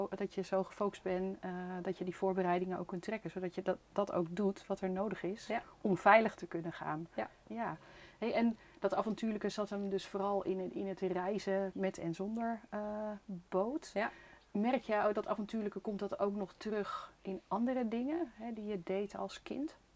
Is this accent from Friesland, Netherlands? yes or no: yes; Lemmer, Friesland, Netherlands; Ik ben opgegroeid in Friesland